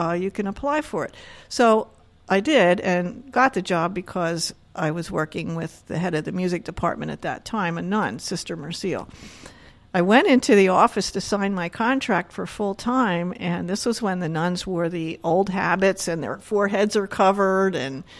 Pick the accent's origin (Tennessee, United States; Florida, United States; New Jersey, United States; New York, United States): New Jersey, United States; Camden County; now in Berks County, Pennsylvania, United States; I grew up in New Jersey, okay. In Camden County.